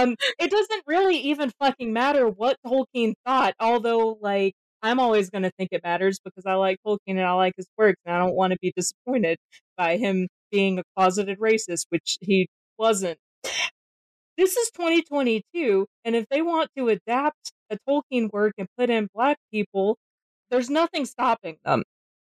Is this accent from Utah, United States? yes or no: no; Georgia, United States; I'm from Georgia. I grew up really enmeshed in this horrible racist horseshit